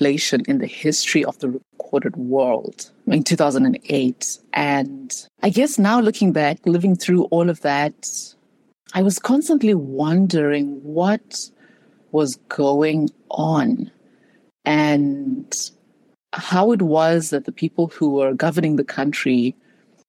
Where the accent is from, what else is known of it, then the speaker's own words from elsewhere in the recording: Zimbabwe; moved away as an adult; also born or lived in South Africa / United States; now in Chicago, United States; I was born and raised in Zimbabwe